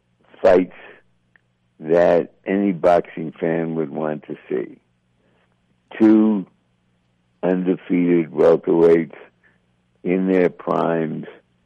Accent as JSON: {"language": "English", "town": "Philadelphia", "region": "Pennsylvania", "country": "United States", "also_born_or_lived": "New York", "moved": "as an adult", "lives_now": "Santa Monica, United States", "said": "once upon a time, I was a lad from Philadelphia."}